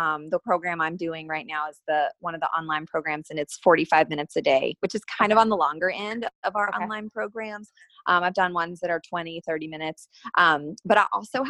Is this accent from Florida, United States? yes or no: no; Asheville, North Carolina, United States; I grew up in Asheville, North Carolina